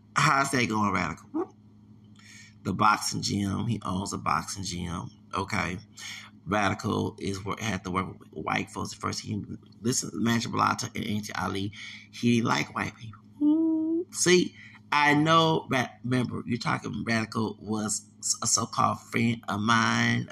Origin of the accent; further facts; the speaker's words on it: Texas, United States; I'm from Texas